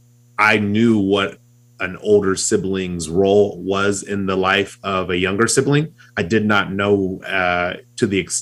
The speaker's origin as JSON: {"language": "English", "region": "California", "country": "United States", "tie": "born or raised there", "moved": "yes", "lives_now": "Utah, United States", "said": "I live in Utah, but I grew up in California"}